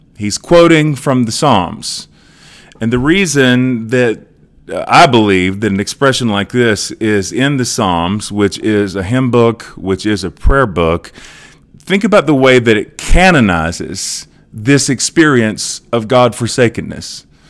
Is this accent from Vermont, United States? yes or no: no; Edmond, Oklahoma, United States; here in Edmond, uh, in my hometown